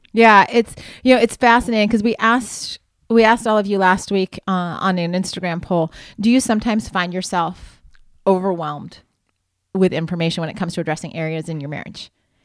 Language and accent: English; Ohio, United States; I grew up in Ohio. I still remember the farm report in the middle of the 12 o'clock news.